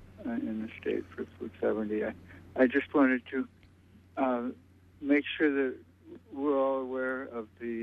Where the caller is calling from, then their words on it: Brooklyn, New York, United States; from Brooklyn.